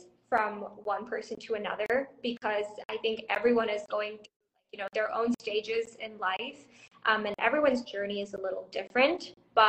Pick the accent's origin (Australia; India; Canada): India; born there; also born or lived in Thailand / Indonesia; So I was born in India, and I lived in Thailand for like 10 and a half years, and then I moved to Indonesia for like 6 or 7 years before coming to India.